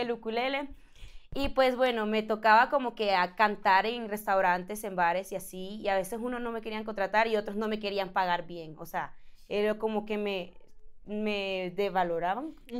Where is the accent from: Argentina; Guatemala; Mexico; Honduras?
Honduras; moved away; yo soy de Honduras